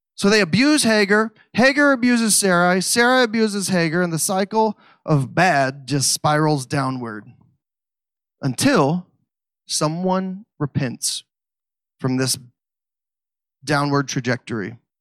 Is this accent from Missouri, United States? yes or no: yes; Missouri, United States; I don't know how to pronounce Hebrew words because I'm from Missouri.